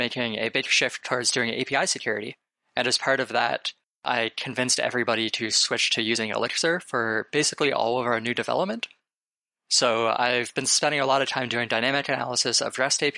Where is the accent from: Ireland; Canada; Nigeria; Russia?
Canada; Waterloo, Ontario; moved away as an adult; now in Bay Area, United States; I'm originally from Canada. I grew up in Waterloo, Ontario, actually. I basically spent my entire life there